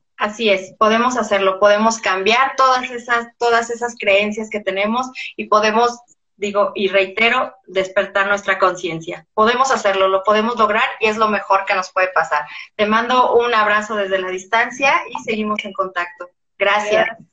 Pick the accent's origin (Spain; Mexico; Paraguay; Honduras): Mexico; en mi país